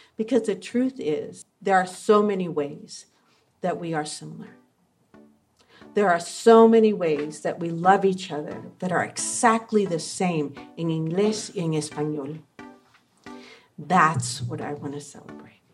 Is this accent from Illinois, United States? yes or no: no; New York, United States; I was growing up in New York in the seventies